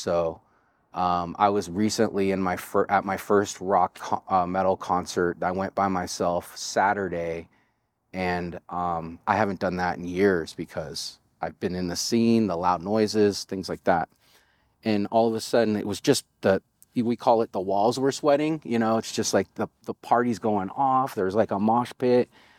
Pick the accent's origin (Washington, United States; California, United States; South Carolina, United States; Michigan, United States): California, United States; Richmond; I gained that skill just growing up in the Bay Area and having to have your head on a swivel in some of the neighborhoods I grew up in. Richmond, California was one of them in the late 80s and early 90s during the crack epidemic.